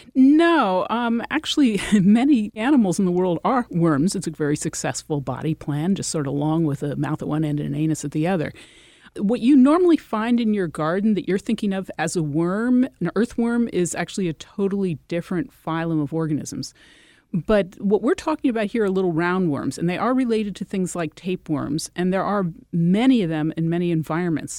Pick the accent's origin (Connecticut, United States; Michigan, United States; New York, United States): Connecticut, United States; I'm from Connecticut